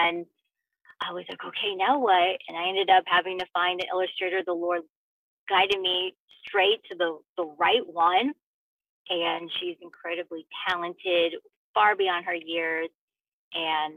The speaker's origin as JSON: {"language": "English", "region": "Southern Illinois", "country": "United States", "tie": "born or raised there", "also_born_or_lived": "Los Angeles area, California", "moved": "yes", "lives_now": "Los Angeles, United States", "said": "Growing up in Southern Illinois"}